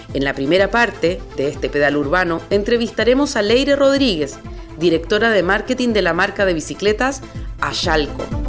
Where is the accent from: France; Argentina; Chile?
Chile; now in Basque Country, Spain; chilena de nacimiento, euskalduna de adopción.